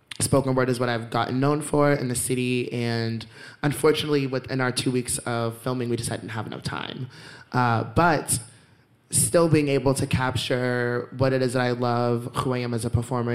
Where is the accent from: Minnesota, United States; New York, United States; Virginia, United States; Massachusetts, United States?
Massachusetts, United States; Boston; I was from Dorchester